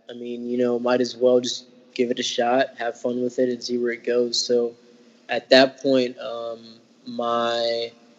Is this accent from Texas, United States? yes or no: no; Memphis, Tennessee, United States; moved away as an adult; now in Madison, United States; I'm from Memphis. That's pretty much where I grew up